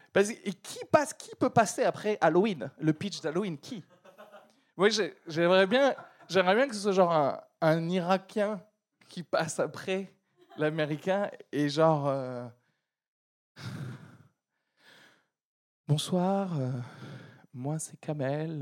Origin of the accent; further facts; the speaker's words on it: France; also born or lived in Algeria; je suis né en Algérie, de parents nés en Algérie, de grands-parents nés. Tu peux remonter comme ça jusqu'à Moufassa. D'accord Si on me fait le test ADN, euh, vous savez quels sont vos ancêtres et tout ça, bon, on va me dire, monsieur, vous êtes 100% de l'huile d'olive. D'accord Et euh, je suis arrivé en France avec ma famille euh, quand j'avais 9 ans